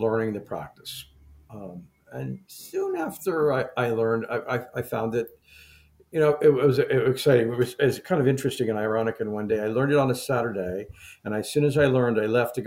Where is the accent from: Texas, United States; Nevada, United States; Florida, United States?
Florida, United States; I grew up in Florida